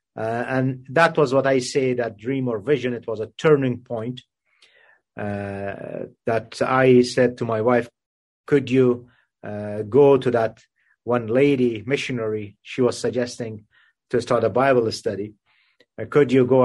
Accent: Kabul, Afghanistan; now in Canada; I was uh, born and raised in Kabul, Afghanistan.

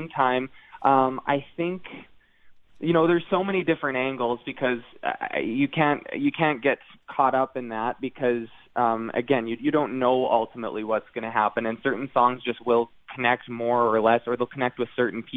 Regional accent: Canada; the Northern Lights being something that we grew up with in Canada

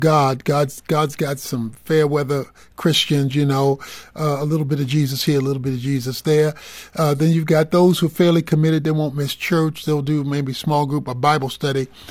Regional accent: Dallas, Texas, United States; also born or lived in Baltimore; I'm, I'm from Dallas

